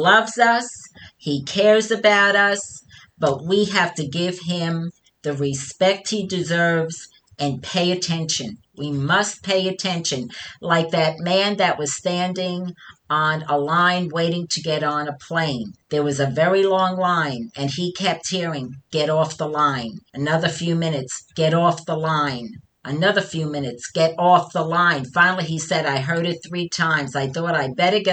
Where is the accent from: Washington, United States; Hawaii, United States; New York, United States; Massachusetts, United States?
New York, United States; accent: New York; my New York accent